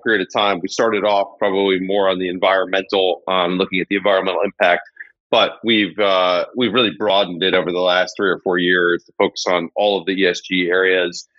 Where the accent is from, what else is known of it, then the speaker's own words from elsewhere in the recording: Los Angeles, California, United States; I grew up in Los Angeles